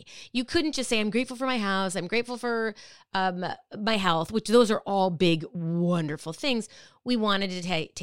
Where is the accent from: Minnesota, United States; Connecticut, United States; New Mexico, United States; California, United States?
Minnesota, United States; Minnetonka; moved away as an adult; now in East Coast, United States; I grew up in the Midwest. I grew up in Minnetonka, Minnesota, a suburb of Minneapolis